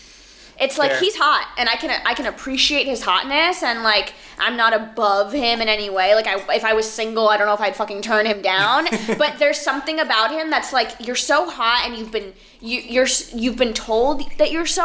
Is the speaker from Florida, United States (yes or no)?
yes; Miami, Florida, United States; I'm like from Miami.